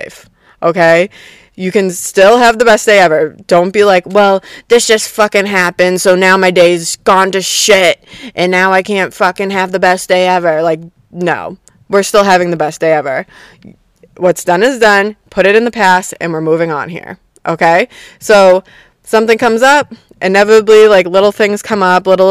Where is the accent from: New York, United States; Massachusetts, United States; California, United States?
Massachusetts, United States; Boston; I'm from Boston